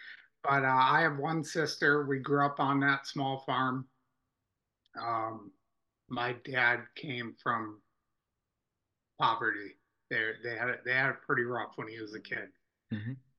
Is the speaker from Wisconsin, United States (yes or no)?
yes; Pewaukee, Wisconsin, United States; I'm from Waukesha County. I was born and raised in Pewaukee on a small farm. Both my parents grew up on dairy farms in northern Wisconsin.